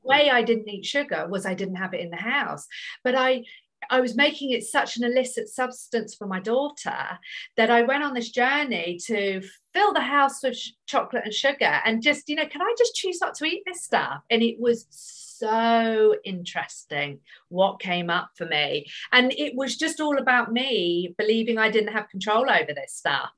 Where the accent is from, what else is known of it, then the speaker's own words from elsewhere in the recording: United Kingdom; I'm British